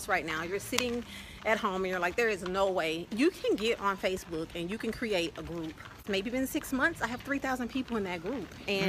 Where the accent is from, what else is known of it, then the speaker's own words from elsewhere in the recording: Louisiana, United States; also born or lived in Dallas, Texas / Northern California; now in Chiang Mai, Thailand; I'm originally from Louisiana. I've spent some time living in Dallas, Texas. I've also lived in Northern California.